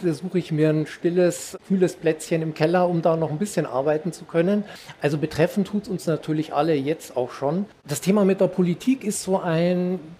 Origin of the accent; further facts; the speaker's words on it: Thuringia, Germany; bei mir allein in Thüringen. Ich bin ja Thüringer